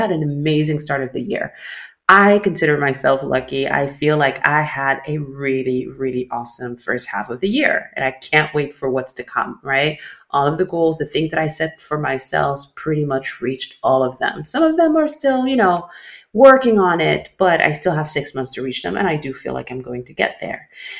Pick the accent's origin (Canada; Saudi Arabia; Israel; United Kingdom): Saudi Arabia; born there; I grew up living on three different calendars and I still do. So I was born in Saudi Arabia, right?